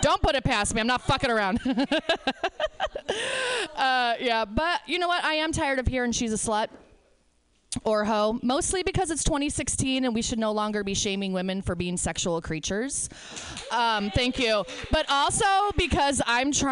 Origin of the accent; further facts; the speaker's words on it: northern Indiana, United States; also born or lived in Chicago; I am from Indiana. We are a red state. I live in a blue county. Yeah, northern Indiana